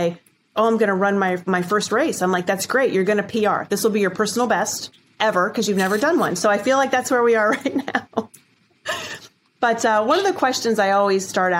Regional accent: Minerva, Ohio, United States; moved away; I grew up in Minerva, Ohio

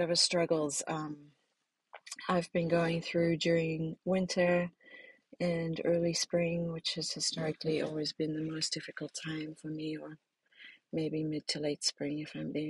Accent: South Africa; now in Ohio, United States; my life growing up in South Africa

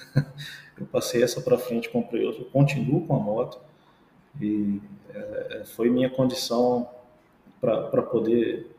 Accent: Pompeia, São Paulo, Brazil; now in Marília, Brazil; eu sou daqui do interior, né? eu sou de, eu sou de Pompeia, eh, cidadezinha vizinha de Marília aqui

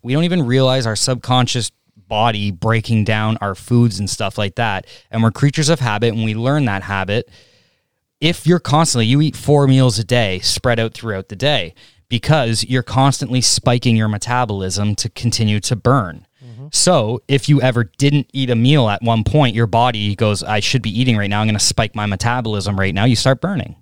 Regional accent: Canada

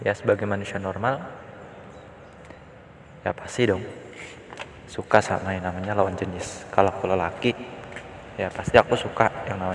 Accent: Depok, West Java, Indonesia; masa kecilku tuh aku habiskan di Depok Depok Jawa Barat jadi suasananya tuh waktu itu waktu masih kecil Depok tuh masih kayak ya belum seramis sekarang

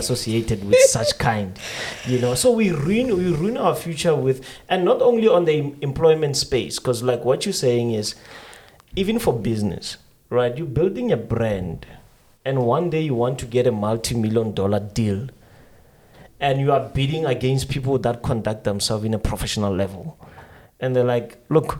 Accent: Pretoria, Gauteng, South Africa; because I'm coming from Pretoria

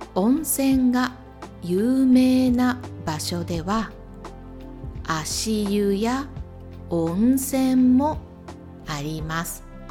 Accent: Imabari, Ehime, Japan; 私の地元来島海峡サービスエリア

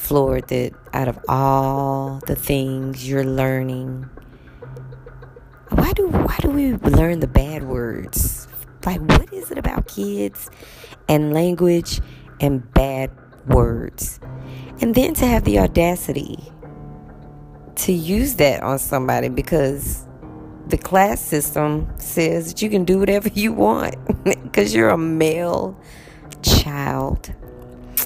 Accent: United States; moved away; I'm from America

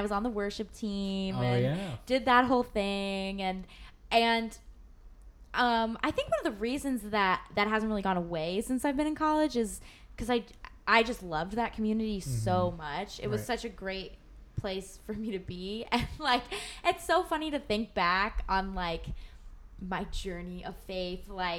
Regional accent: Indianapolis, Indiana, United States; moved away as an adult; I'm from Indianapolis area. So like I'm coming from a community where everyone kind of believes the same thing.

